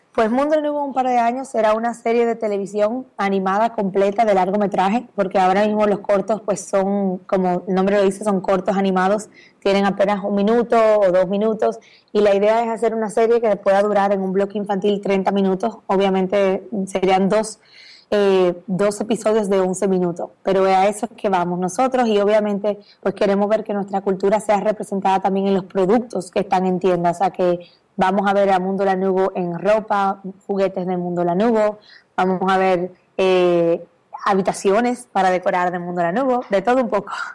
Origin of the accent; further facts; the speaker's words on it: Dominican Republic; moved away as an adult; now in Miami, United States; República Dominicana, de donde soy